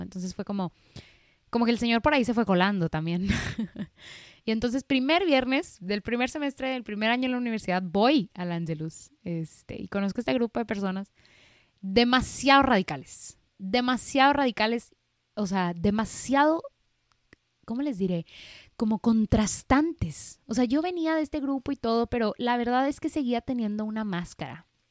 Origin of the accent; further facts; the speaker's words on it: Monterrey, Nuevo León, Mexico; nací aquí en, en Monterrey, Nuevo León, México, del seno de una familia católica